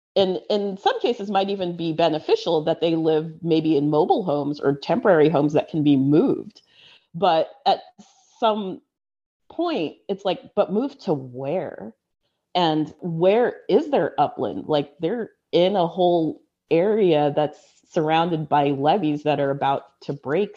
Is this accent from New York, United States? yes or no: no; Central Valley, California, United States; I grew up in the Central Valley